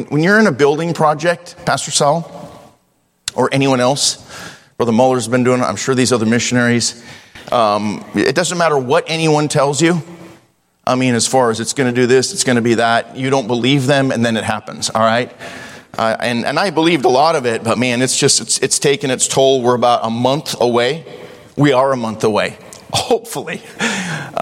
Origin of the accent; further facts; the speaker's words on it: Devils Lake, North Dakota, United States; now in Idaho, United States; I grew up in Devil's Lake, North Dakota, and so I did that as a child.